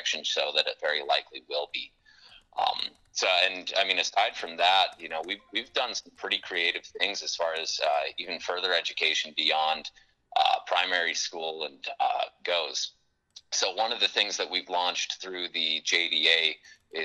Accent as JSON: {"language": "English", "town": "Watford City", "region": "North Dakota", "country": "United States", "tie": "born or raised there", "also_born_or_lived": "Denver", "moved": "as an adult", "said": "I'm from Watford City originally. I grew up here"}